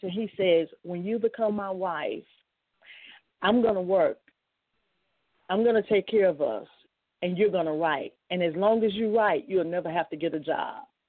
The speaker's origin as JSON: {"language": "English", "town": "Shreveport", "region": "Louisiana", "country": "United States", "tie": "born or raised there", "said": "I grew up in Shreveport, Louisiana"}